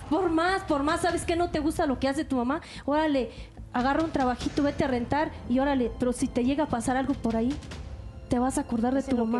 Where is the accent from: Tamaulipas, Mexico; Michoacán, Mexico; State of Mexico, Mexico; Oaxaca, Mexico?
Oaxaca, Mexico; Oaxaca de Juárez; now in Mexico City, Mexico; Soy de Oaxaca de Juárez y vivo aquí en la Ciudad de México.